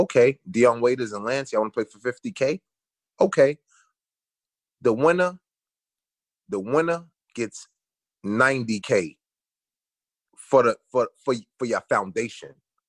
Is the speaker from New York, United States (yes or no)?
yes; New York City, New York, United States; Young kid growing up in Brooklyn, Bed-Stuy, two blocks from something called 258.